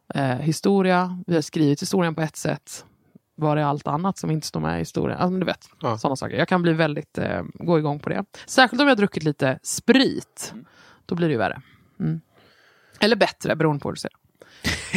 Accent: Nybro, Kalmar County, Sweden; jag är uppvuxen i Småland

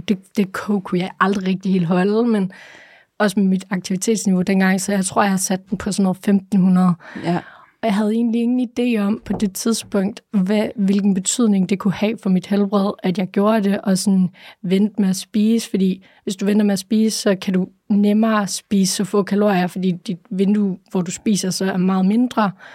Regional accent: Aalborg, North Denmark Region, Denmark; jeg er fra Aalborg

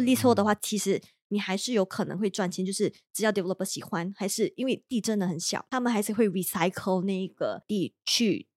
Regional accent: Malaysia; now in Singapore; 我们马来西亚人会更加不懂嘛

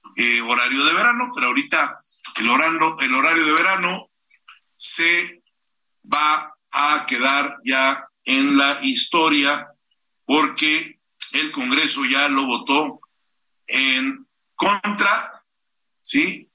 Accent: Mexico; Soy orgullosamente mexicano y quiero mucho a mi país

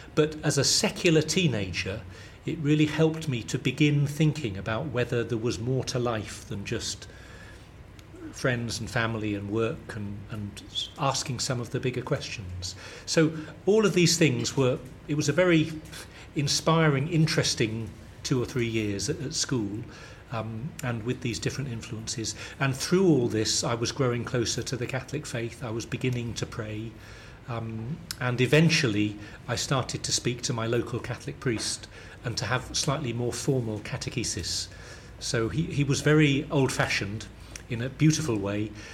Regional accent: St Albans, East of England, United Kingdom; accent: London southern; I grew up in a town just north of London, about 30 miles north, called St Albans

